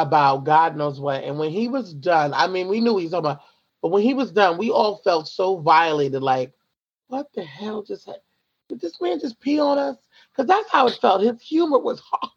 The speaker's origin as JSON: {"language": "English", "town": "Franklin", "region": "New Jersey", "country": "United States", "also_born_or_lived": "Pennsylvania", "said": "I'm from Somerset, New Jersey, Franklin, New Jersey, and my mom still lives there. I actually still live in Franklin myself."}